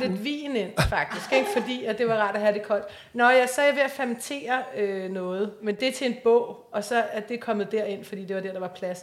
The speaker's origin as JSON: {"language": "Danish", "town": "Copenhagen", "region": "Capital Region of Denmark", "country": "Denmark", "said": "Jeg er fra Yder"}